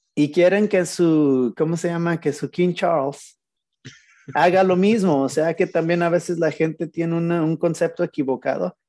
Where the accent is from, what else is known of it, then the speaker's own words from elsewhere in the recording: Mexico; moved away; pues yo soy mexicano también